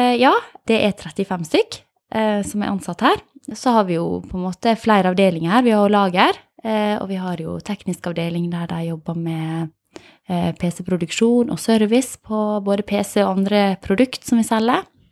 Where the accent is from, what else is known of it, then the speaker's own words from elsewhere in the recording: Åmli, Agder, Norway; jeg er fra Åmli